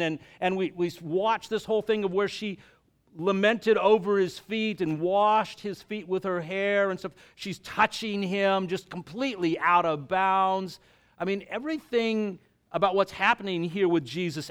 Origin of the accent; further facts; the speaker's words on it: the South, United States; I was raised in the South, and my dad was in oil